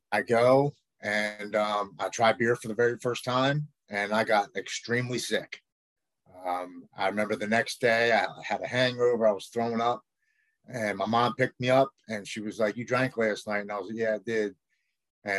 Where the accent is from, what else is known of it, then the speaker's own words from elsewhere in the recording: Baltimore, Maryland, United States; I'm from Baltimore, Maryland